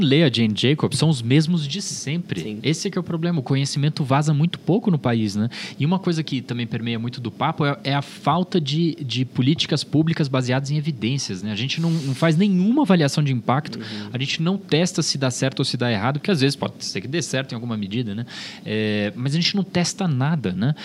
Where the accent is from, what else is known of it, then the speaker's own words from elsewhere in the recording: São Paulo, Brazil; Eu cresci no, no, na Zona Norte, inicialmente no Tucuruvi, depois, eh, eh, nos fundos de Santana, como a gente chamava